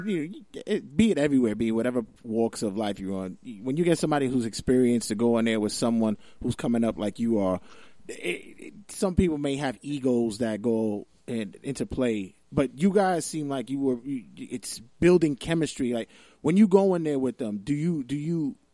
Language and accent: English; New York City, New York, United States; I'm from Brooklyn